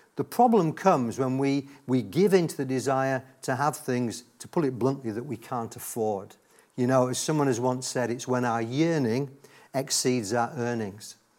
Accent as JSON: {"language": "English", "region": "Yorkshire and the Humber", "country": "United Kingdom", "tie": "born or raised there", "said": "I was raised in God's own county of Yorkshire"}